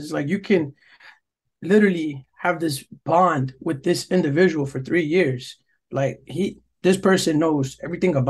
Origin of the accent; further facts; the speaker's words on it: New York, United States; From New York